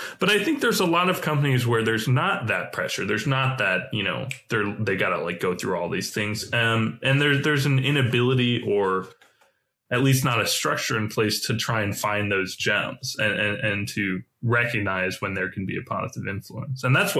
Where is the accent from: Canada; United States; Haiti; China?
China; I went to China. I grew up in China. You know, I went and studied at like a local school, and that's appealing.